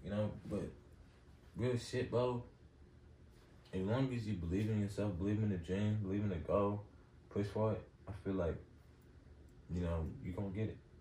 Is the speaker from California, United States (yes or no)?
yes; Los Angeles, California, United States; I'm from Los Angeles, California